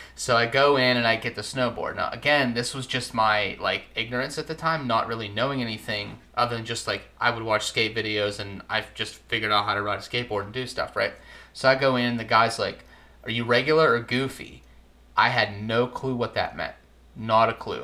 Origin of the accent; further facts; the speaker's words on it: Pittsburgh, Pennsylvania, United States; Pittsburgh area. I'm like 30 minutes outside of the city.